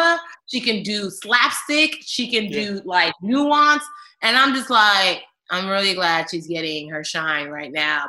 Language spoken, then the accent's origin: English; Maryland, United States; I'm from Maryland too